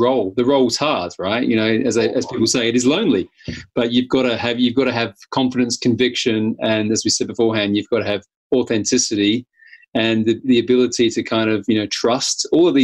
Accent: Australia; now in United Kingdom; here in the UK, I'm obviously originally from Australia with my crazy accent

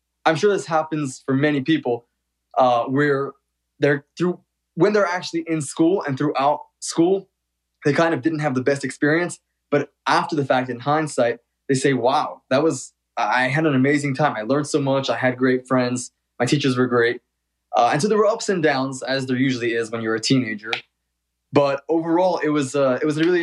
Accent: New York City, New York, United States; moved away as an adult; now in Los Angeles, United States; I was born and raised in Brooklyn.

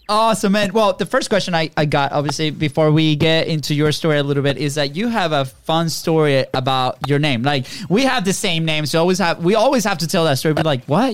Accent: Venezuela; now in Florida, United States; we're we're originally from Venezuela

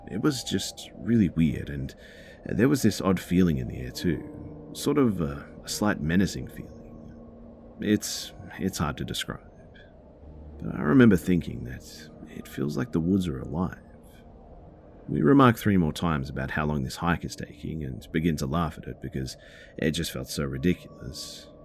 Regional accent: Dominican Republic; this happened about 13 or 14 years ago in my home country, the Dominican Republic. I'm 30 now, so

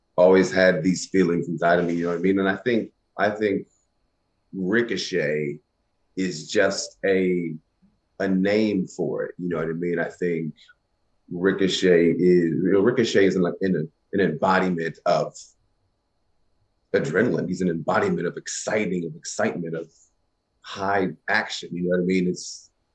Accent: Kentucky, United States; growing up in the country where I grew up in Kentucky

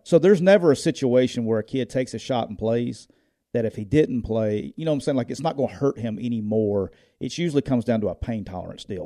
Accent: Northeast Alabama, United States; I grew up in Northeast Alabama.

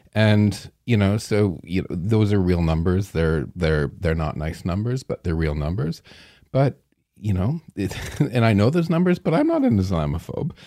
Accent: Strathroy, Ontario, Canada; also born or lived in London, Ontario; I was born in Strathroy

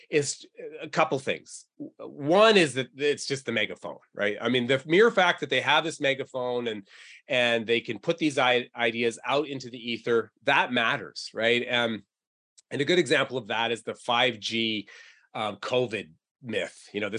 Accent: New England, United States; You know, I'm originally from New England, so I bleed Patriot blue.

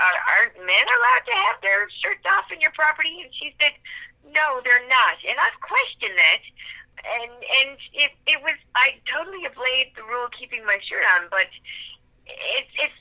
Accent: Newfoundland and Labrador, Canada; accent: something between Irish, Scottish, and Newfoundland; now in Halifax, Canada; I grew up in Newfoundland, and I was the daughter of a missionary in Newfoundland

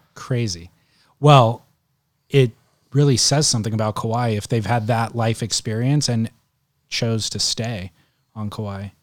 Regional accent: Southern California, United States; I grew up in Southern California, a little bit of, thirty minutes away from the beach

